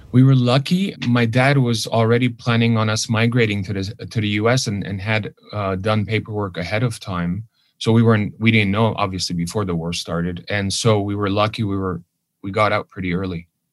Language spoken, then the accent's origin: English; Los Angeles, California, United States; first language Armenian; English is a second language; also born or lived in Lebanon; went to a private Armenian school here in Hollywood